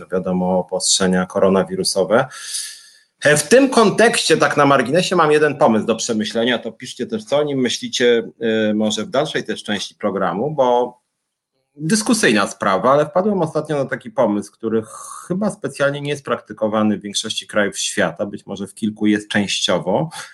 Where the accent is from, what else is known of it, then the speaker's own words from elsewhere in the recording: Warsaw, Masovian Voivodeship, Poland; ja jestem z Warszawy